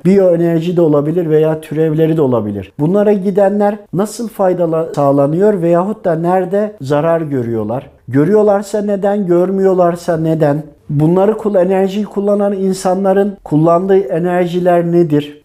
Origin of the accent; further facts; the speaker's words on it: Tokat, Turkey; now in Istanbul, Turkey; Tokat doğumluyum. İstanbul'da yaşıyorum.